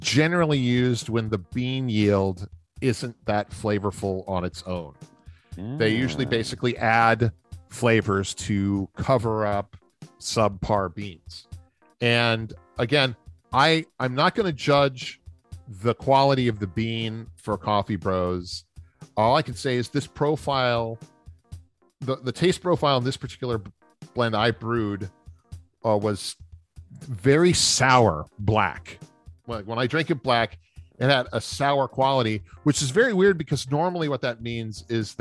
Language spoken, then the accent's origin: English; New Orleans, Louisiana, United States; growing up in New Orleans